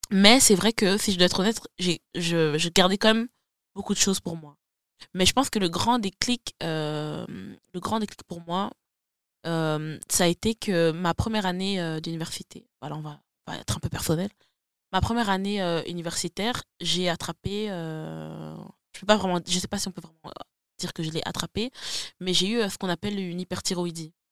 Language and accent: French; DR Congo; parce que je suis congolaise, et parce que la santé mentale chez moi, j'ai grandi comme ça, je dois garder ça comme c'est.